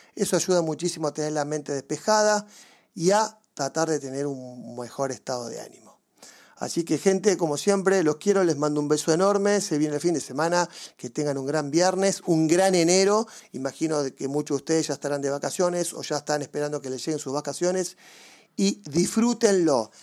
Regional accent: Mar del Plata, Buenos Aires Province, Argentina; yo me crié básicamente en Mar del Plata

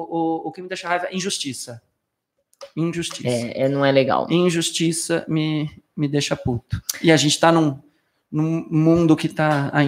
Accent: Batatais, São Paulo, Brazil; Eu sou de Batatais, ah. interior de São Paulo. Fiquei lá cinco dias com a minha mãe.

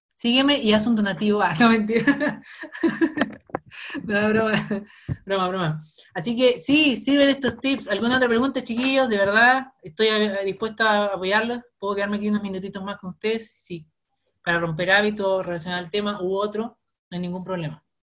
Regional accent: Osorno, Los Lagos, Chile; accent: cantadito (southern Chilean); soy de Osorno, así que sorry si de hablo muy cantadito

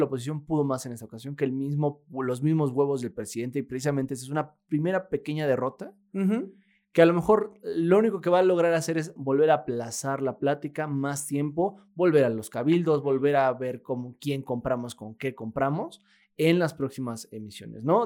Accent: Mexico; vivimos los mexicanos

